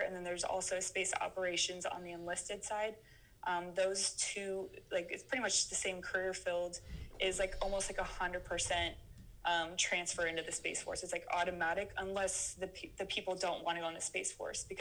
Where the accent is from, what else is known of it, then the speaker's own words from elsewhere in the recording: Phoenix, Arizona, United States; born and raised in Phoenix, Arizona